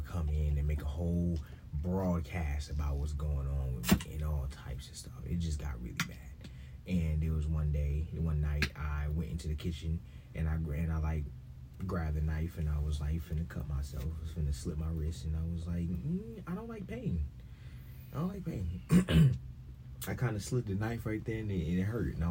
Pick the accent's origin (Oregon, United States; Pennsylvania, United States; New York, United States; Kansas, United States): New York, United States; growing up in New York, which was just absolutely the best place for, you know, someone like me to grow up